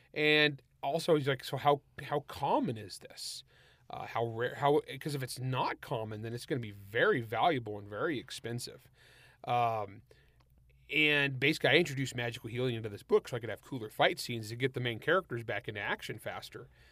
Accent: San Joaquin Valley, California, United States; I grew up in the San Joaquin Valley of California

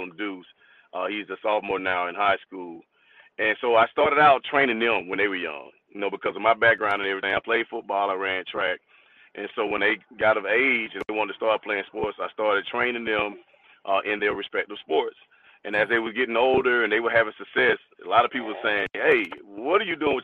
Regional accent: Atlanta, Georgia, United States; I'm born and raised in Atlanta. So I grew up in Atlanta, APS, what we call Atlanta Public School product.

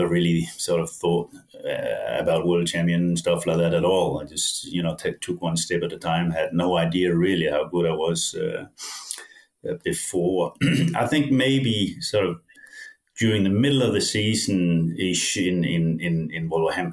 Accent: Denmark; English is a second language; moved away as an adult; also born or lived in England; my hometown scraped some money together.

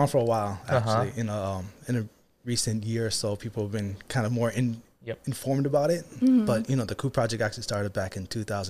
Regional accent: Kailua, Hawaii, United States; Born and raised in Kailua, Oahu. Mm-hmm. Grew up around the beach. You know, family was always about the Hawaiian culture.

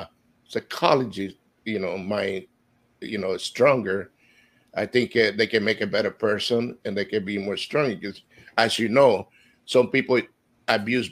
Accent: Honduras; now in Florida, United States; I am from Honduras, and I've been living here in Florida for 38 years.

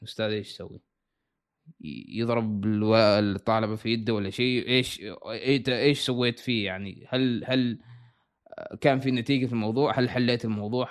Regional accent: Salalah, Dhofar, Oman; moved away as an adult; now in United States; أنا مولود في صلالة، أنا من صلالة، عايش في صلالة.

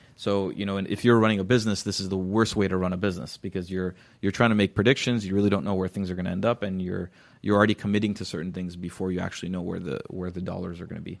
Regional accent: Glendale, California, United States; I grew up near Columbus Elementary School. That's the school I went

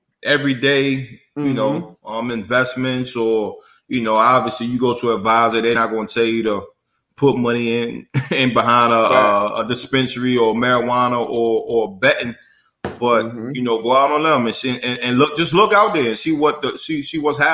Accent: Virginia, United States; my home state, VA

